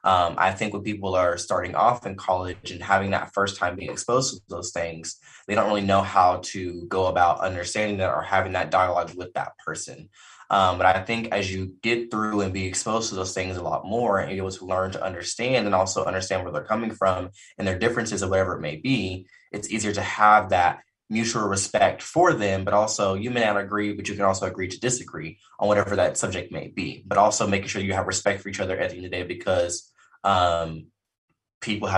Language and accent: English; Owasso, Oklahoma, United States; also born or lived in Fort Worth, Texas; born and raised here in Oklahoma. I'm specifically from Owosso, which is a suburb of Tulsa